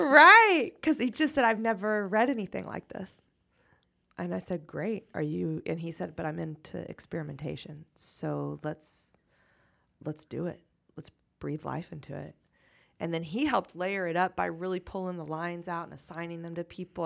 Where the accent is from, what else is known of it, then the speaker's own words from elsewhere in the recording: United States; American culture is really a, a, a brag art culture